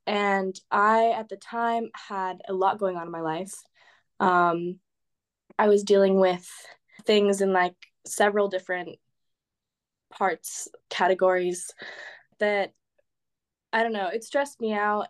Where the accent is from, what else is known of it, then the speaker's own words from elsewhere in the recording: California, United States; moved away as an adult; now in Amsterdam, Netherlands; I'm from California, and I'm going to school in Amsterdam